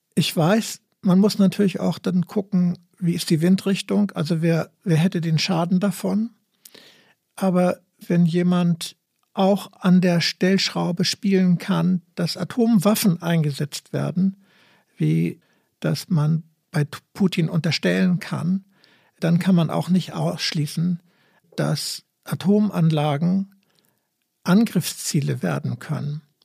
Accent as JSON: {"language": "German", "town": "Gorleben", "region": "Lower Saxony", "country": "Germany", "said": "bei uns in Gorleben"}